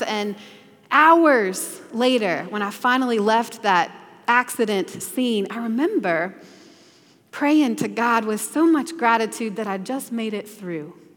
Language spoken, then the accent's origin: English; the South, United States; growing up in the South